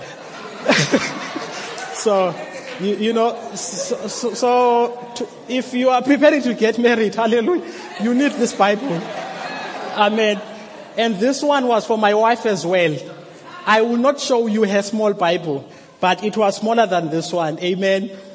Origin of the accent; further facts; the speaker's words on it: Mthatha, Eastern Cape, South Africa; I am from Umtata